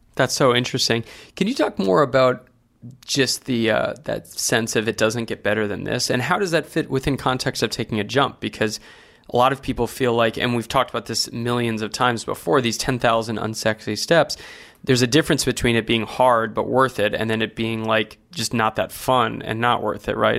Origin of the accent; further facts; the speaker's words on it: Santa Barbara, California, United States; when I was growing up in Santa Barbara